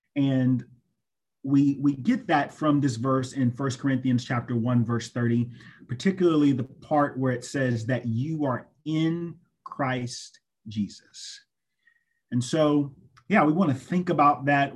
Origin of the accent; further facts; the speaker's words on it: Greenville, South Carolina, United States; I'm originally from Greenville, South Carolina, and I went to the wonderful, excellent Greenville Senior High School